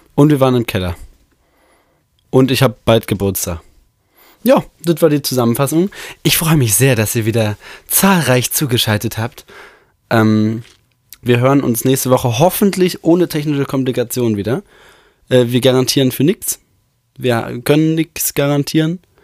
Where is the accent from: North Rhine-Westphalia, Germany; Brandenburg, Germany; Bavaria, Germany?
North Rhine-Westphalia, Germany; Bochum; 5. September, 9.01 Uhr, geboren in Bochum